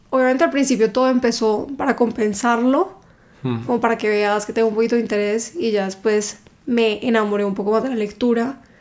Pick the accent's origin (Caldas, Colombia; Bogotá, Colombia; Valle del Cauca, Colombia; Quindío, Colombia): Valle del Cauca, Colombia; Cali; now in Bogotá, Colombia; Yo soy de Cali